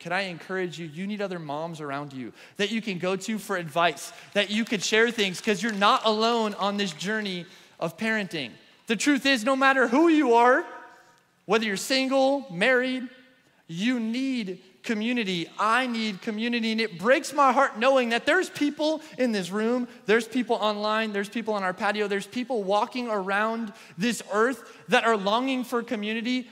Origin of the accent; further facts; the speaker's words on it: New York, United States; moved away; I'm from New York